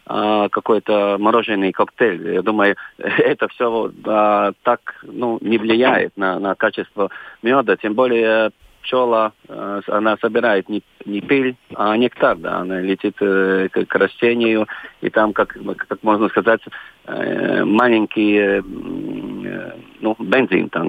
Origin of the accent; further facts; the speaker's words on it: Varakļāni, Latgale, Latvia; now in Riga, Latvia; Я оригинально из Вараклян, но сейчас я часто живу в Риге.